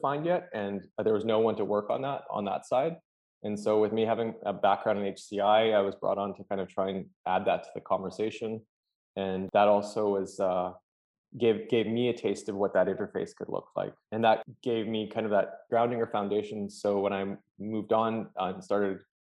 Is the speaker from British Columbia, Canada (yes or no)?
yes; Vancouver, British Columbia, Canada; moved away as an adult; also born or lived in Dublin / London; now in United States; grew up in Canada, Vancouver specifically